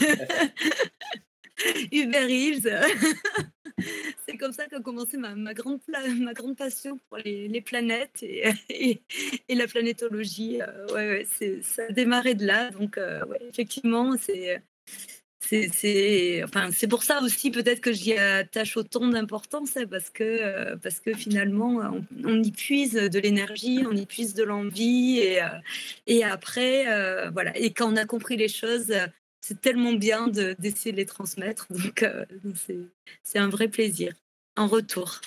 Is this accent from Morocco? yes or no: no; the South, southern France, France; je suis du Sud